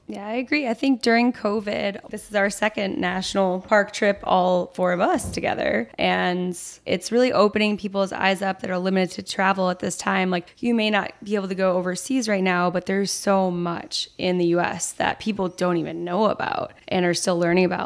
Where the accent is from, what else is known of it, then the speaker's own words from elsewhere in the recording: New York, United States; accent: New York; my New York accent